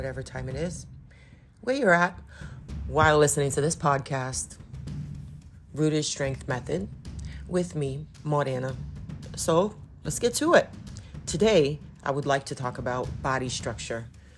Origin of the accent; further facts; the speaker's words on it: Belém, Pará, Brazil; I am Brazilian and I come specifically from Belém do Pará. It's in the state of Pará